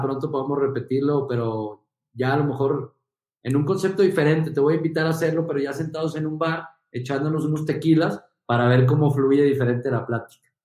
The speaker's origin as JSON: {"language": "Spanish", "town": "Guadalajara", "region": "Jalisco", "country": "Mexico", "also_born_or_lived": "Monterrey", "moved": "as an adult", "said": "regresar a, Guadalajara más fuerte que antes, eh, con una experiencia de tres años en Monterrey increíble. Eh, regresar como empresario a mi tierra"}